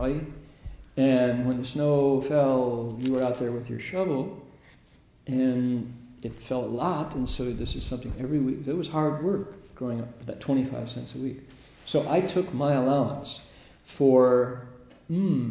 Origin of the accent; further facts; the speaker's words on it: Midwest, United States; growing up in the Midwest in the 50s when I was that age